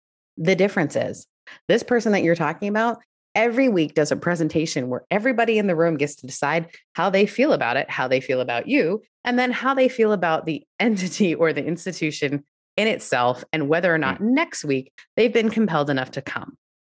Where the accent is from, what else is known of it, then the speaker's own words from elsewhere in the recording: Canada; also born or lived in United Kingdom; if you know me, I'm Canadian and British. We don't raise our voices.